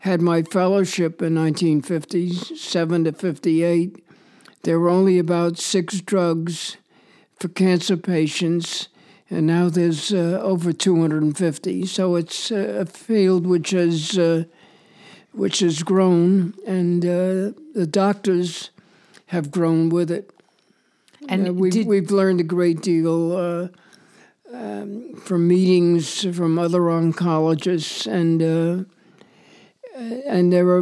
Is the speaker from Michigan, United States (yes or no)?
no; New York, United States; moved away as an adult; now in St. Paul, United States; I was born on East 68th Street, and I grew up on East 97th Street, where I spent up to the time when I was 18